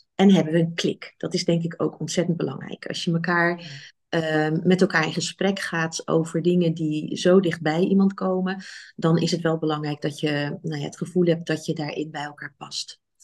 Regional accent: Rotterdam, South Holland, Netherlands; moved away as an adult; now in Nijmegen, Netherlands; Ik kom uit Rotterdam oorspronkelijk

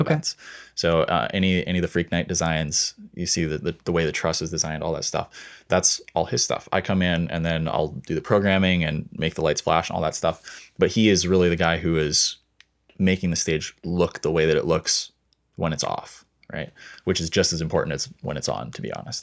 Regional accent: Montana, United States; now in Seattle, United States; I grew up in Montana

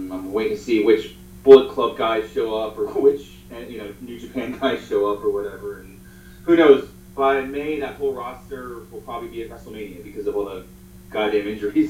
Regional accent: Jamaica; So I'm like Jamaican.

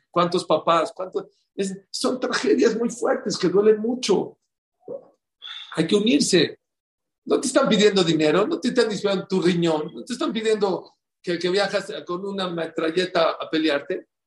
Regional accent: Poland; now in New York, United States; Y se acabo de regresar de donde yo vivía de chiquito en Polonia. En Polonia, en las calles donde yo vivía, había más gente que en Borough Park y en Flatbush.

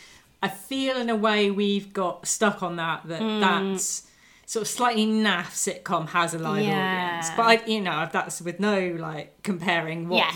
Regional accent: United Kingdom; we are British viewers

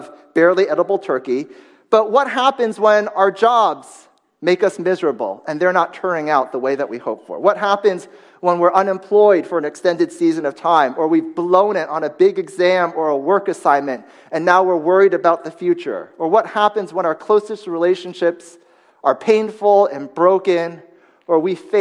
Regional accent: United States; moved away; my hometown newspaper online, the Washington Post

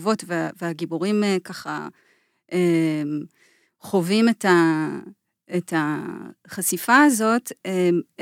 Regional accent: Israeli periphery, Israel; זאת אומרת, גם רובי וגם אני גדלנו בפריפריה של ישראל, אה, אולי אה, כל אחד גדל במקום שמוגדר אחרת מבחינה חברתית ופוליטית, אבל שנינו גדלנו בפריפריה של ישראל

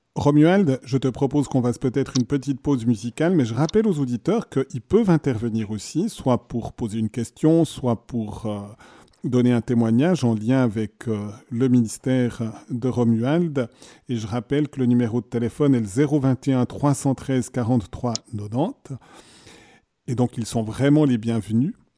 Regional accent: Neuchâtel, Switzerland; je suis Neuchâtelois.

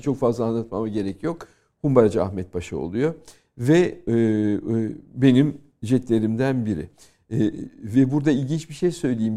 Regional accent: Turkey; now in France; benim doğup büyüdüğüm kültür.

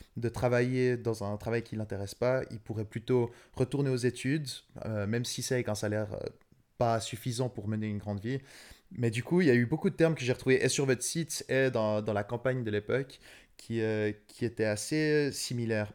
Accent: Switzerland; je suis suisse donc pas européen

